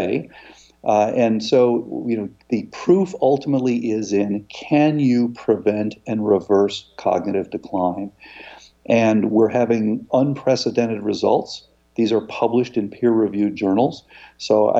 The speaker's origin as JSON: {"language": "English", "region": "Florida", "country": "United States", "tie": "born or raised there", "said": "I grew up in Florida, and I was in a surf club."}